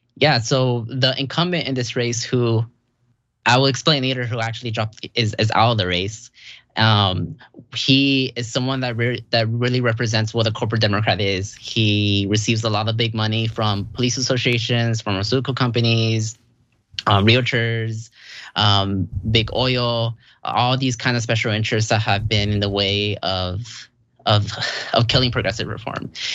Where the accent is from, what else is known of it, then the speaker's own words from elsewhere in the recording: Santa Ana, California, United States; I'm from Santa Ana.